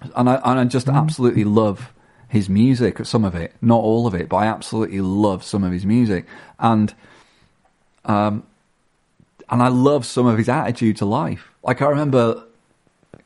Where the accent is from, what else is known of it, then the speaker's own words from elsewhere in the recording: Blackpool, North West England, United Kingdom; I'm from Blackpool.